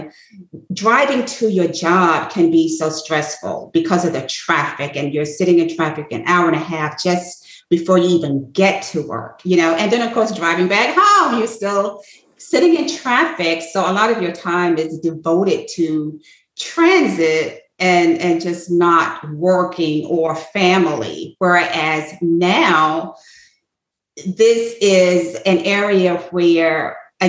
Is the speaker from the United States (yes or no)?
yes; Atlanta, Georgia, United States; now in Bluffton, United States; I grew up in Atlanta, Georgia